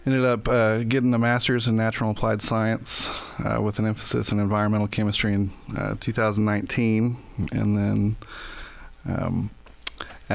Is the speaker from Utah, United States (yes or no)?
no; Pleasant Hope, Missouri, United States; I grew up in Pleasant Hope, kindergarten through 12th grade